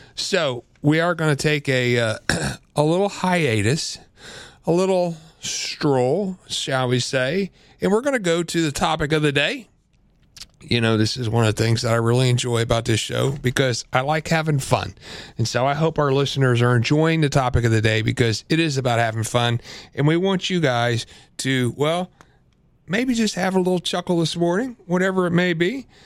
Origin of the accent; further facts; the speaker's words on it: Central Illinois, United States; I grew up in Central Illinois, good old-fashioned farm country